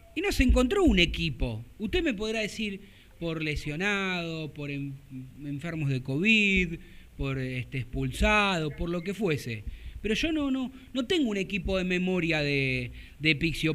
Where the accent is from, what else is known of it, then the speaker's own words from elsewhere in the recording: Argentina; nosotros que somos argentinos